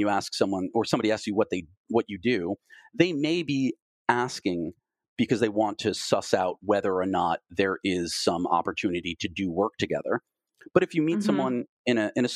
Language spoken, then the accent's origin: English; Long Island, New York, United States; now in Los Angeles, United States; I was born in New York and I grew up on Long Island, how did I get from there to being out here in Los Angeles